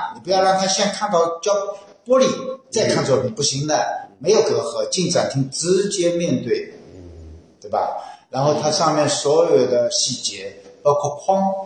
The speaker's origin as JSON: {"language": "Chinese", "region": "Shanghai", "country": "China", "accent": "Shanghainese; Shanghai-accented Mandarin", "said": "我一直说上海话"}